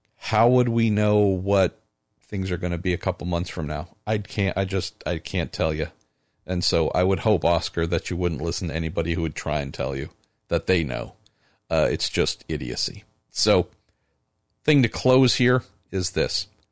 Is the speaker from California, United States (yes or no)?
yes; California, United States; my home state, California